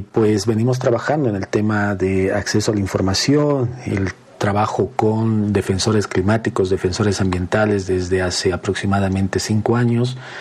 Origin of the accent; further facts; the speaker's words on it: Bolivia; en nuestro país